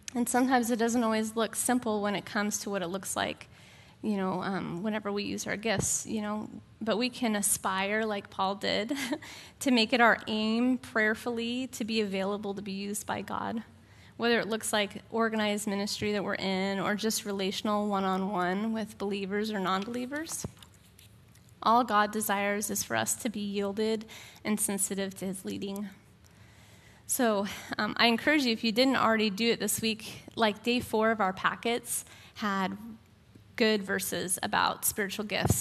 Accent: Portland, Oregon, United States; I'm from Portland

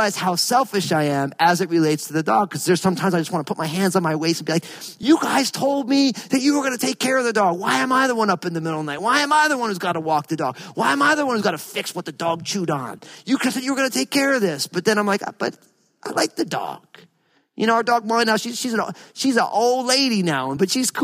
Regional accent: New Jersey, United States; I grew up in New Jersey

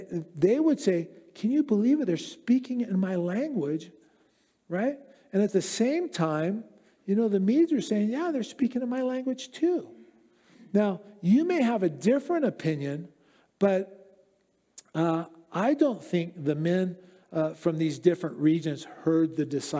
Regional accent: United States; accent: American; I'm an American

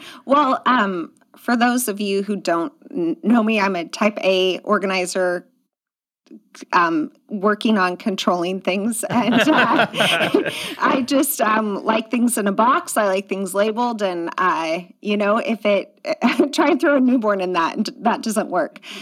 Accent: outside of Portland, Oregon, United States; also born or lived in Southern California; now in Washington, United States; I grew up outside of Portland

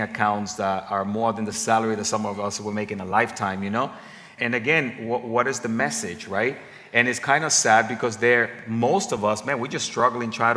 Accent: Dominican Republic; I'm from the Dominican Republic, the Spanish community

